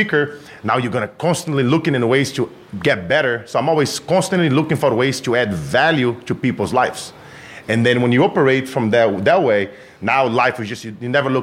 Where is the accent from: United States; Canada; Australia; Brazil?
Brazil; moved away; I grew up in Brazil